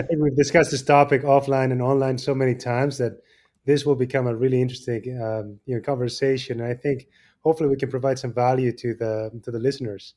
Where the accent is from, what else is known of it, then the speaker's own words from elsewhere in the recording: Argentina; moved away as an adult; now in Chicago, United States; I was born in Argentina and, um, you know, came and did three fellowships here in the States.